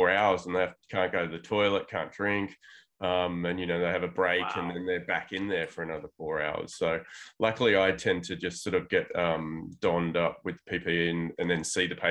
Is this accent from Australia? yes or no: yes; Tamworth, New South Wales, Australia; also born or lived in London / Bogota, Colombia; now in Sydney, Australia; I grew up in a small country town, actually, called Tamworth, which not many people would have heard of. It's sort of like 6 hours north of Sydney.